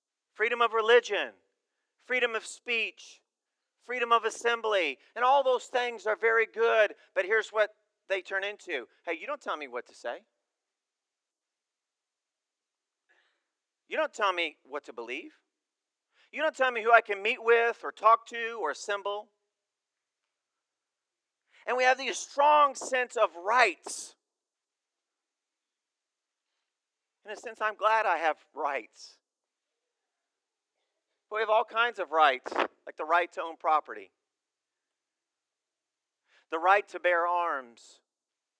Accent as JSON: {"language": "English", "country": "United States", "also_born_or_lived": "Uganda", "said": "as Americans"}